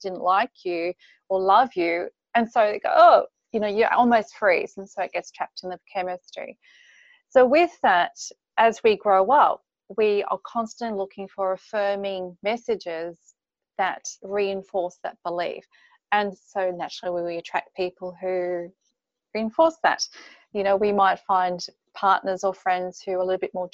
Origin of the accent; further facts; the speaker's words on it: Queensland, Australia; moved away as an adult; now in Anna Bay, Australia; I actually live in Anna Bay. I grew up in Queensland.